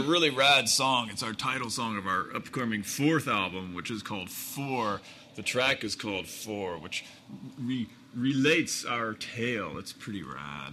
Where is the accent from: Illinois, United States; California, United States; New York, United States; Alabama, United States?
California, United States; Hermosa Beach; I grew up in Hermosa Beach and I was a boy in the 70s